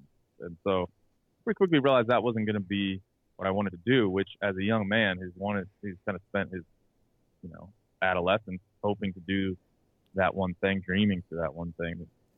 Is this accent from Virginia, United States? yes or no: no; Maryland, United States; I'm from Maryland, so I was covering the Orioles and the Ravens and writing about them every day, going in the locker room.